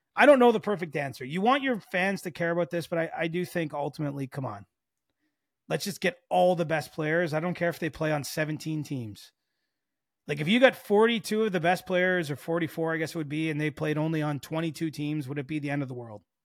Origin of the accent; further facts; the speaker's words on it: Canada; even as a Canadian